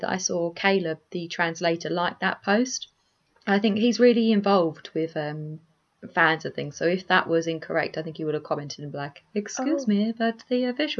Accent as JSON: {"language": "English", "country": "United Kingdom", "said": "And also, I'm British."}